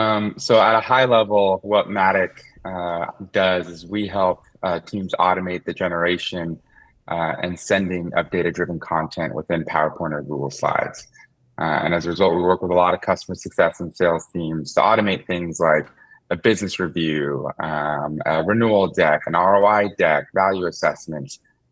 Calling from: Concord, California, United States; I am in the Bay Area. So I'm in the East Bay in a city called Concord, California.

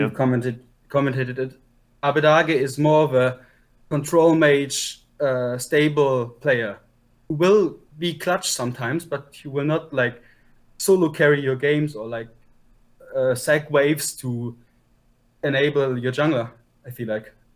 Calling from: Unterhaching, Bavaria, Germany; I'm calling from Unterhaching, Germany

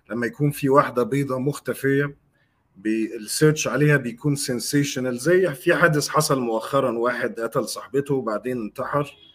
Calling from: Egypt; يا عمر انا بكلمك من مصر

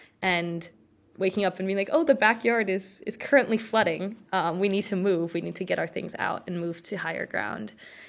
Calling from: Chapel Hill, North Carolina, United States; I'm currently in Chapel Hill in a building on campus, and yeah, I'm in North Carolina, and I go to UNC

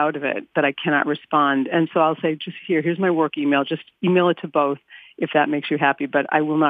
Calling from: Boston, Massachusetts, United States; I'm calling from Boston.

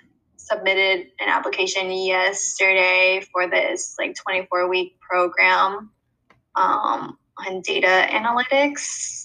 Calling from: Delaware, United States; I'm calling from Delaware.

